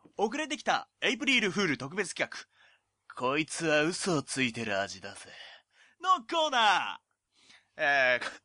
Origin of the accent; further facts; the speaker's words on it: Oita, Japan; 地元が大分